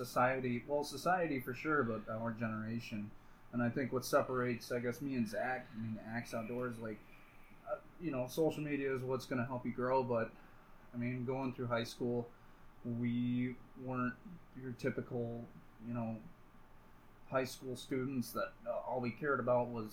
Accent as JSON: {"language": "English", "country": "United States", "tie": "born or raised there", "said": "I grew up right on the Mississippi"}